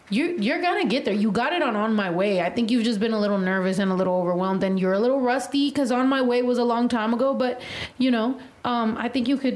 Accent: West Coast, United States; I mean, I'm from the West Coast. Like, I'm used to rappers that are like that.

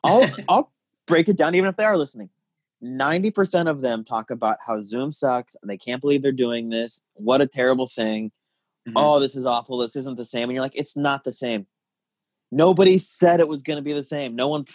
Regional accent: Tucson, Arizona, United States; moved away as an adult; also born or lived in Chicago; now in Los Angeles, United States; So I'm from Tucson, and I was only kind of active in that scene before I moved out here.

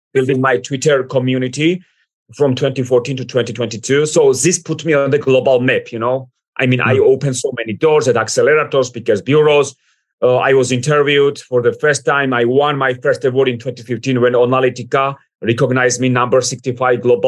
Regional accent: Georgia; English is a second language; moved away as an adult; also born or lived in United States / United Kingdom; I was born, I raised, then I moved to the United States, then UK. But Georgia made me who I am today.

